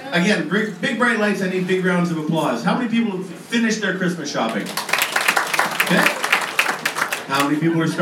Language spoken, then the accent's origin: English; Canada; we are Canadian, so we go bilingual